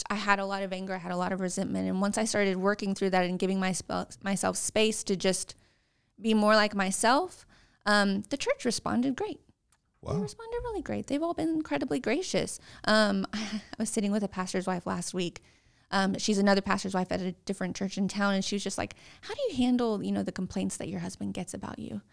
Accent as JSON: {"language": "English", "region": "Texas", "country": "United States", "tie": "born or raised there", "also_born_or_lived": "California / Arizona / Arkansas / New Jersey", "said": "I was born in Texas. I I moved around a lot"}